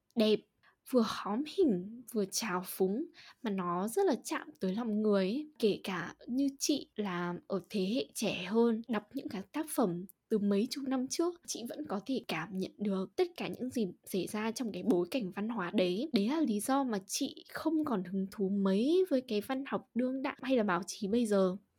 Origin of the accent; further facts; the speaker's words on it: Hà Tĩnh, Vietnam; accent: Central Vietnamese (Ha Tinh); first language Vietnamese; moved away; chị sinh ra và lớn lên ở Hà Tĩnh